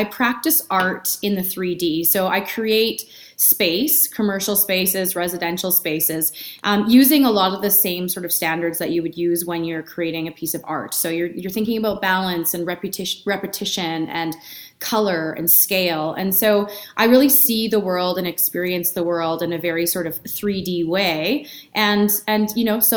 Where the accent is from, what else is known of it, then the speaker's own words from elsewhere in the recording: Edmonton, Alberta, Canada; now in Calgary, Canada; I was born and raised in Edmonton